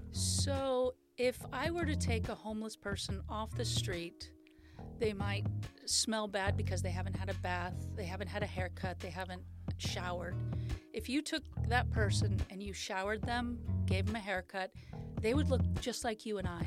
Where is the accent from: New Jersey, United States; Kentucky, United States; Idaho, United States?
Idaho, United States; Sandpoint; moved away; also born or lived in Hope, Idaho; I was, uh, born in Sandpoint, Idaho in nineteen sixty-four